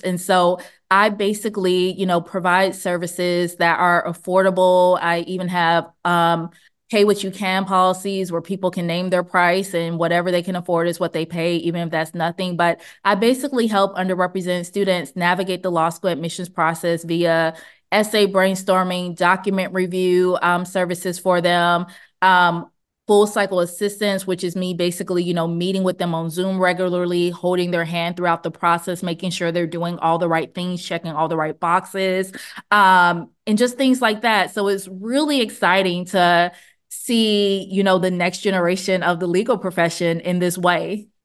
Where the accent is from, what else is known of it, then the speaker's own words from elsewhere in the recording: Montgomery, Alabama, United States; I grew up in Montgomery